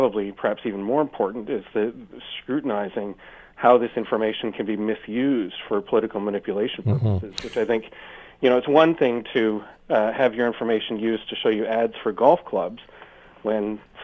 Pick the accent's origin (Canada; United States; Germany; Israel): Canada; as a Canadian standing in Canada